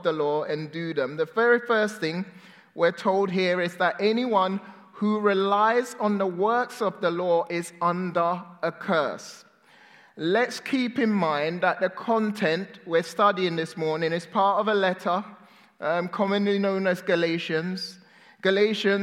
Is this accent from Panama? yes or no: no; England, United Kingdom; also born or lived in Ghana; I was born in Ghana, West Africa, and I moved to England when I was 6-7 years old